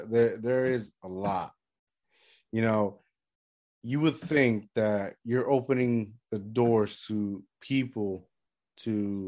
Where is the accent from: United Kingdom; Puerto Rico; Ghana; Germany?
Puerto Rico; I mean, growing up in Puerto Rico, that's what I think one of the things I miss about it was, like, the day is, like, longer.